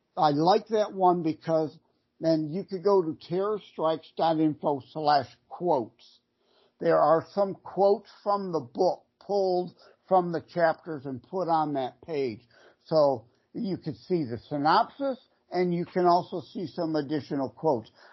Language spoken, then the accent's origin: English; Detroit, Michigan, United States; born and raised in the Detroit area